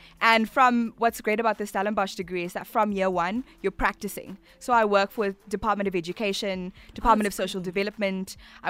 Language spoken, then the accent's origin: English; Bulawayo, Zimbabwe; born or raised there; moved away as an adult; now in South Africa